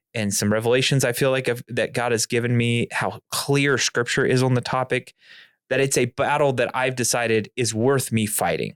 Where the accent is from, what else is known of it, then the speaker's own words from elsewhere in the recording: near Topeka, Kansas, United States; I grew up not far from that church